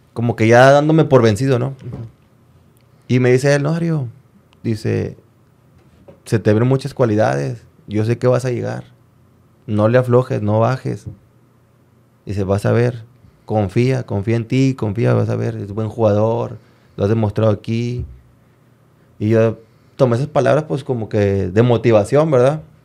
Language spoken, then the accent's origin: Spanish; Monterrey, Nuevo León, Mexico; Soy de Monterrey